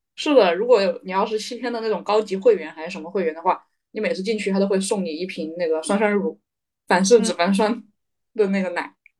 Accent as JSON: {"language": "Chinese", "region": "Hubei", "country": "China", "tie": "born or raised there", "said": "我是一个土生土长的九头鸟湖北人"}